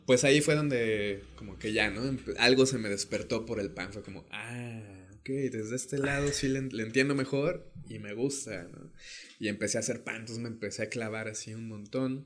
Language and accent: Spanish; León, Guanajuato, Mexico; moved away as an adult; now in Oaxaca, Mexico; yo soy de León, Guanajuato, eh, y pues ahí crecí, ¿no? Soy, este, soy leonés, panza verde